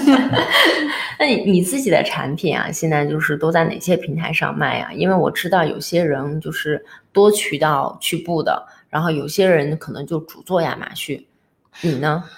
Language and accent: Chinese; northern China, China; 我们这种北方人